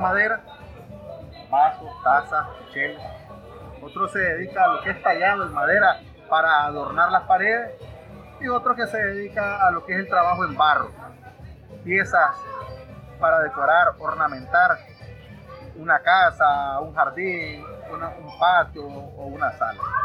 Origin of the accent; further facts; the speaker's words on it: Masaya, Nicaragua; now in Managua, Nicaragua; somos oriundos de Masaya. Ya actualmente residimos en Managua